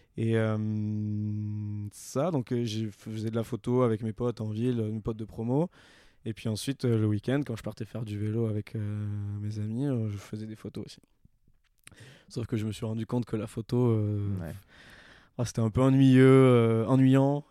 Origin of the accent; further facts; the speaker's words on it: Toulouse, Occitania, France; moved away as an adult; now in Annecy, France; je suis originaire donc de Toulouse. Euh, j'ai déménagé sur Annecy il n'y a pas très longtemps, c'était en février